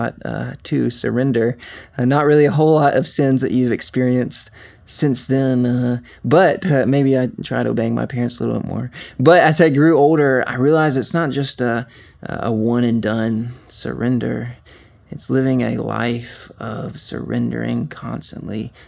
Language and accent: English; Covington, Georgia, United States; I was born and raised here in Covington, Georgia, and really have been in Georgia most of my life.